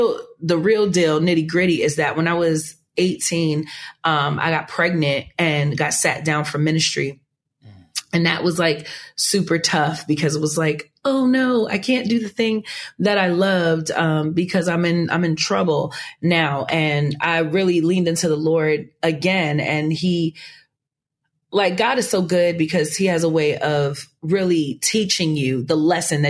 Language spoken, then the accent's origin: English; New York City, New York, United States; now in Long Island, United States; I was born and raised in Queens, New York, and I was really born in Long Island, but anyway, raised in Queens, New York, lived there for a really long time